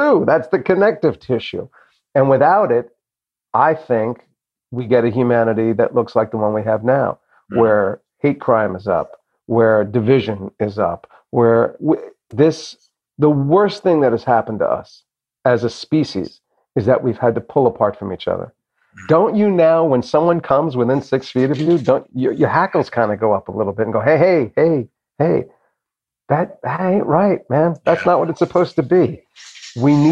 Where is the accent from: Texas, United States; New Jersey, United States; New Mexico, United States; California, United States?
New Jersey, United States; also born or lived in Boston; when I was a younger kid growing up in Jersey